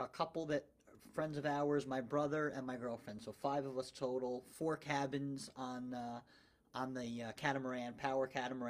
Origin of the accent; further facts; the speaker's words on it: Scotch Plains, New Jersey, United States; Born and raised in Scotch Plains, 5 blocks from here.